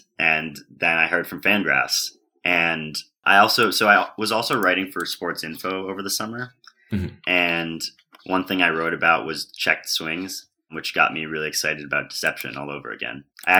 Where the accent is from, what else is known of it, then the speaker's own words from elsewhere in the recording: New York City, New York, United States; I grew up in Manhattan, and I'm actually a third generation Yankees fan.